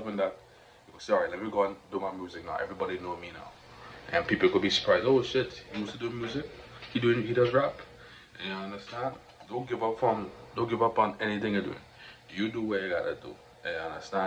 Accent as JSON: {"language": "English", "country": "Trinidad & Tobago", "accent": "Trinidadian", "said": "we gotta keep the accent strong, the Trinidadian accent"}